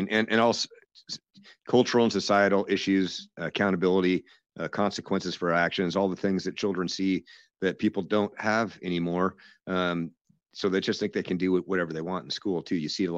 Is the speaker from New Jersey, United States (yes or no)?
no; Seattle, Washington, United States; I grew up down in Ballard in Seattle, and went to Ballard High